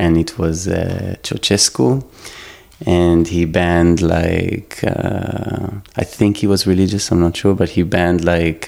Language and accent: English; Israel; also born or lived in Constanța, Romania; I was born in Romania, but I grew up, grew up in Israel, so my whole life were basically in Israel.